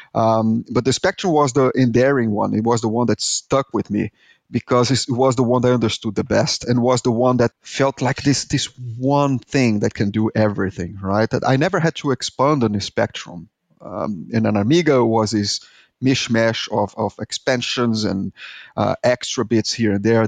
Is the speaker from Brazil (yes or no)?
yes; Brazil; accent: Brazilian; English is a second language; moved away; I am Brazilian, as you can tell by my horrible accent, is that, and I lived in this third world country